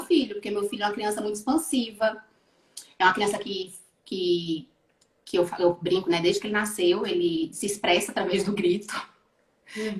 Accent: Bahia, Brazil; also born or lived in Rio de Janeiro, Brazil / Switzerland; now in Portugal; Eu saí da Bahia e fui para o Rio

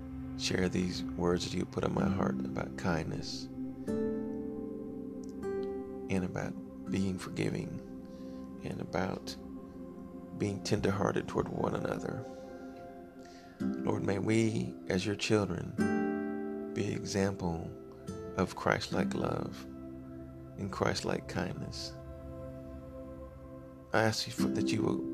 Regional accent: Texas, United States; my home state of Texas, El Paso, Texas

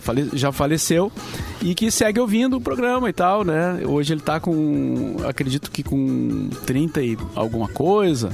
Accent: Rio Grande do Sul, Brazil; se referia a nós, ao gaúcho como sulista

